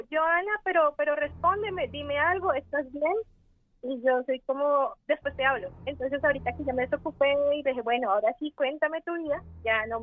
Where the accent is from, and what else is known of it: Bogotá, Colombia; accent: mix